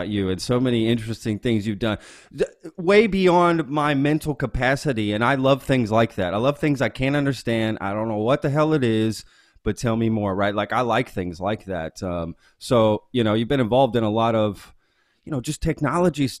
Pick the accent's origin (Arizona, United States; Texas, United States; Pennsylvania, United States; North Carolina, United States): Texas, United States; I'm from Texas